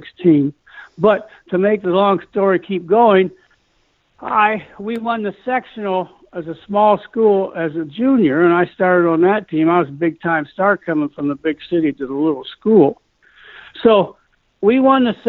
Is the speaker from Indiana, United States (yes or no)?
yes; Fort Wayne, Indiana, United States; also born or lived in Brighton; I grew up in Fort Wayne, Indiana, which is kind of northern Indiana